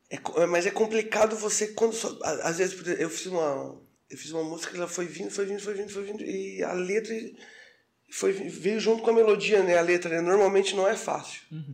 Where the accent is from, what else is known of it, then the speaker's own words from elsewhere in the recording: Armazém, Santa Catarina, Brazil; moved away as an adult; now in Florianópolis, Brazil; eu sou de Armazém. Armazém próximo a Tubarão